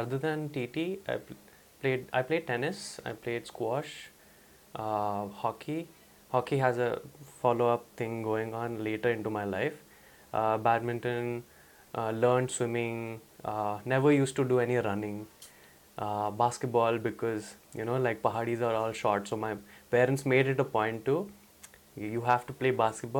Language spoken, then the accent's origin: English; India; Yeah, so growing up was, as an Indian kid, your relationship with sports is highly dependent on how you do in class.